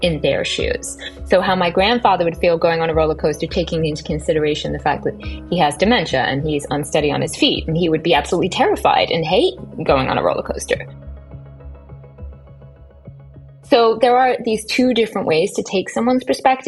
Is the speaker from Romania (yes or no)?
no; England, United Kingdom; moved away as an adult; now in United States; So I was born in England and I lived there until I was 24 when I moved to America for my graduate school education.